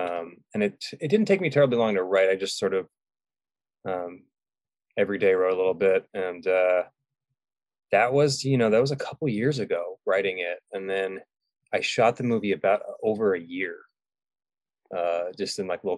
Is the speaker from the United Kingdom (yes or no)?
yes; England, United Kingdom; also born or lived in California; Well, I grew up in England. Parents are English, and we kind of went back and forth a lot, and then we settled in California, Northern California.